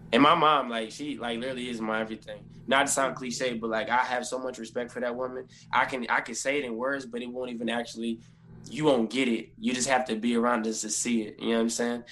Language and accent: English; Toledo, Ohio, United States; I'm from Toledo, Ohio, born and raised.